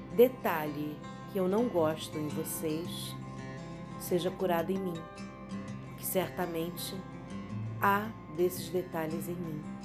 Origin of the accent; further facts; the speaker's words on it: Brazil; E sou brasileira.